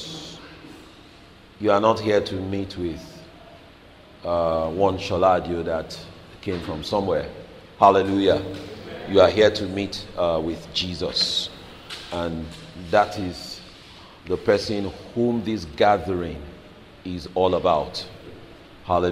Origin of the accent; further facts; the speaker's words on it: Lagos, Nigeria; now in United Kingdom; I grew up in Lagos